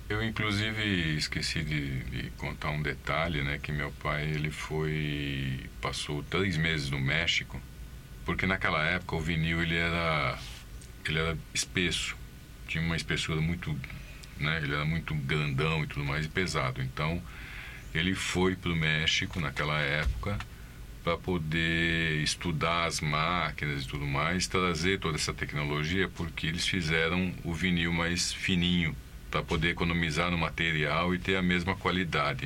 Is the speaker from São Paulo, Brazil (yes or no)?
yes; São Bernardo do Campo, São Paulo, Brazil; Nascido aqui em São Bernardo mesmo.